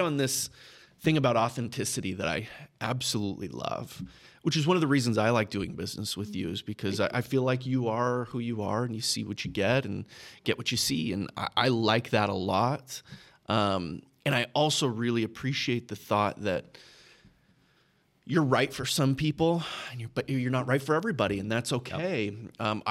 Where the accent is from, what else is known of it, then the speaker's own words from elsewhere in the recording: Texas, United States; I grew up in Texas